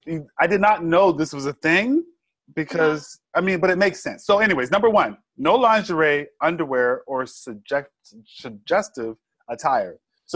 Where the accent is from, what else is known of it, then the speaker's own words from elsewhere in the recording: Georgia, United States; Nude. I'm from